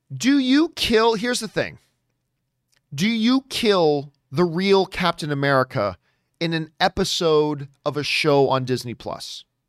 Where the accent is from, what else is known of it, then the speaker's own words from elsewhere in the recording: Canada; as a Canadian